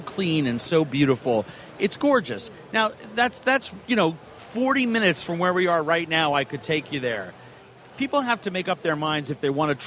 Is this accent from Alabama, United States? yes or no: no; Minneapolis, Minnesota, United States; You'll be in my hometown